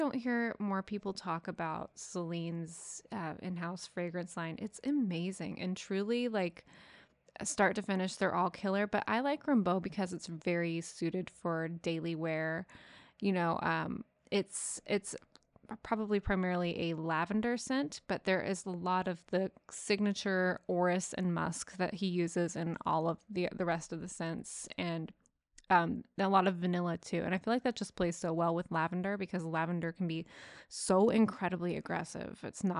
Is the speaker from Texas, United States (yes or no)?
yes; Texas, United States; We're from Texas. You know, you can critique my pronunciation. It's not going to improve.